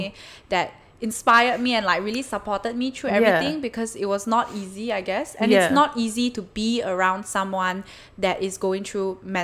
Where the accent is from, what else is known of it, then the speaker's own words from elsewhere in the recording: Malaysia; moved away as an adult; now in Melbourne, Australia; I'm from Malaysia